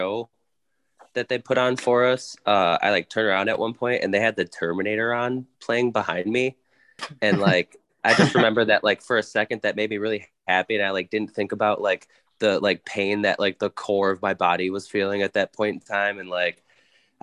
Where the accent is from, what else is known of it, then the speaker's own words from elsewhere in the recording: Detroit, Michigan, United States; We come from Detroit